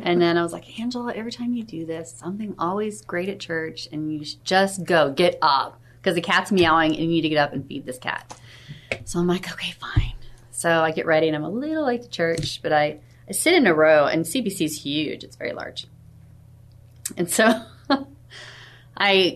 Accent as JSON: {"language": "English", "region": "Missouri", "country": "United States", "tie": "born or raised there", "said": "I grew up in Missouri"}